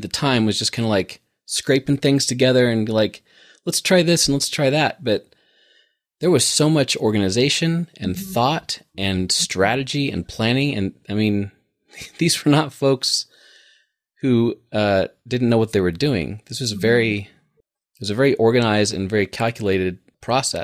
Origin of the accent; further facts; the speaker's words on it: Fort Collins, Colorado, United States; growing up in Fort Collins